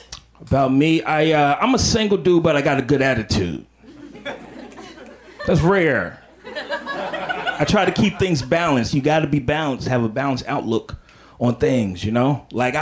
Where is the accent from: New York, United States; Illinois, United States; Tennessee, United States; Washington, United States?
Illinois, United States; Chicago; also born or lived in Atlanta; And I'm from the Midwest. I'm from Chicago